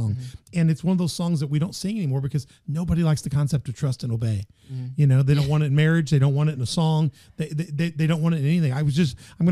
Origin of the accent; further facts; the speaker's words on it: Memphis, Tennessee, United States; now in Southern Illinois, United States; in my hometown, you know, I grew up in Memphis